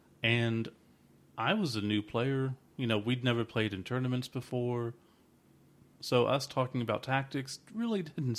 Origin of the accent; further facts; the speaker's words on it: Moore, Oklahoma, United States; We're from Moore, Oklahoma, or Oklahoma City area.